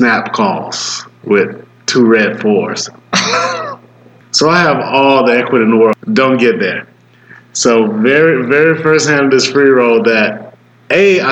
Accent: Atlanta, Georgia, United States; I'm from Atlanta

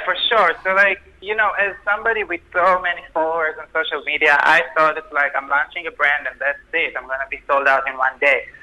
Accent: Israel; moved away as an adult; now in New York, United States; I grew up in Israel. I moved to New York when I was twenty.

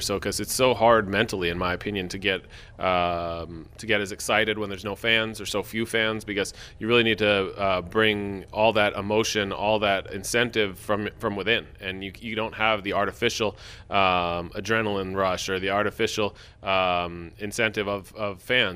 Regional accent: United States; as an American male

